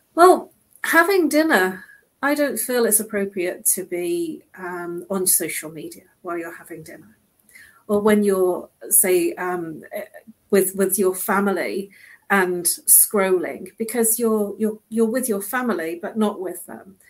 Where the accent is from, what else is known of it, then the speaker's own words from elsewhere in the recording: United Kingdom; now in London, United Kingdom; we are British